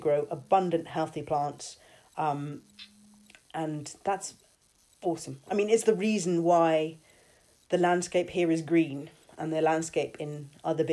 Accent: London, United Kingdom; moved away as an adult; now in Saintfield, United Kingdom; I grew up in London and Erin and I lived there until 2016

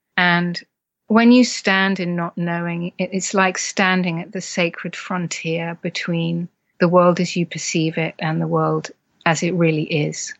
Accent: United Kingdom; as partly British culture, you know, we're very stiff upper lip and tough it out

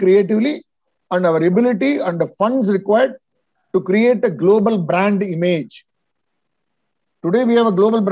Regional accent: Vellore, Tamil Nadu, India; Vellore, yeah, my hometown, you know. Vellore is where I was born.

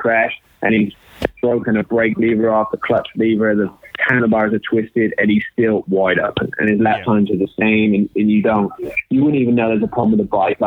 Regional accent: United Kingdom; we're both British

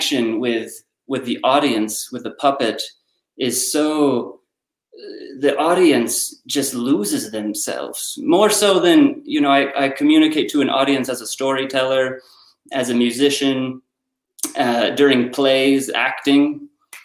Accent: United States; growing up in America, the Fraggle Rock, the Muppets, Sesame Street

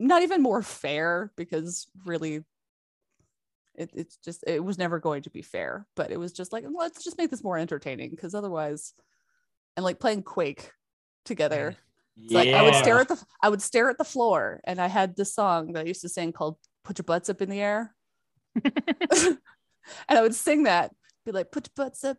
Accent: Canada

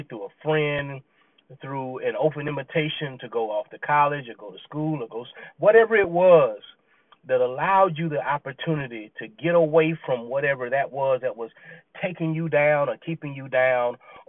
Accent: Clemson, South Carolina, United States; You know, I grew up in Clemson, South Carolina. Clemson was not a bad area to live in. I grew up in a neighborhood with family, you know, cousins and everyone else.

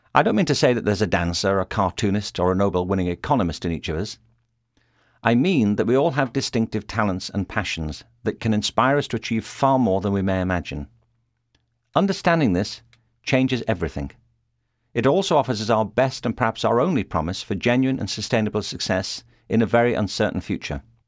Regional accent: Liverpool, North West England, United Kingdom; moved away as an adult; now in Los Angeles, United States; I was born in Liverpool, England, and in the nineteen sixties I went to a school there

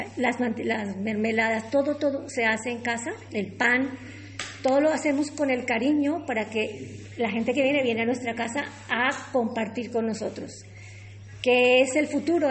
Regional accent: Colombia; moved away as an adult; also born or lived in Peru; now in Trujillo, Spain; Yo soy colombiana y fui a hacer mi práctica de turismo en Colombia

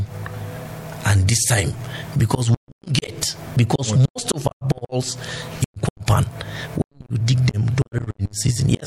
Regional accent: Namu, Plateau, Nigeria; I'm from Namu

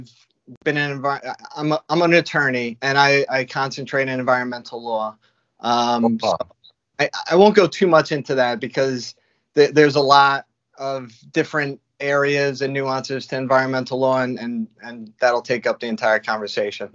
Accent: Yonkers, New York, United States; moved away as an adult; also born or lived in Brooklyn, New York; now in Albany area, United States; I grew up in Yonkers, which is a suburb of the city, New York City

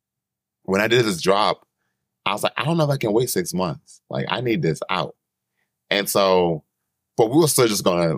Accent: East Coast, United States; I'm from the East Coast.

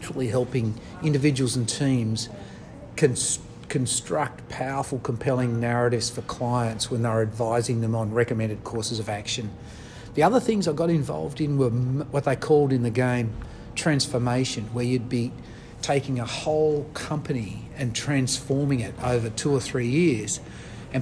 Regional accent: Devonport, Tasmania, Australia; moved away as an adult; also born or lived in Sheffield, Tasmania / Hobart; I grew up in Tasmania, born on the northwest coast, Sheffield. Went to school in Devonport, then university in Hobart.

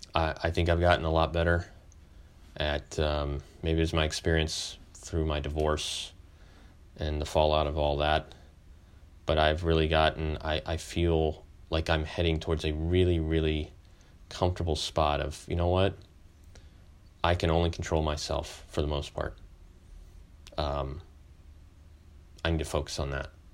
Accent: Texas, United States; a kid growing up in Texas

